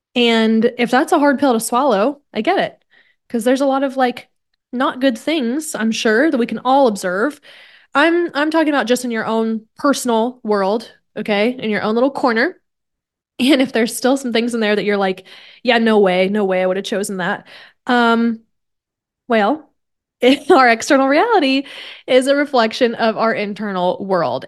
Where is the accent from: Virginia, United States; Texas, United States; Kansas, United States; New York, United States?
Kansas, United States; now in San Diego, United States; I grew up in Kansas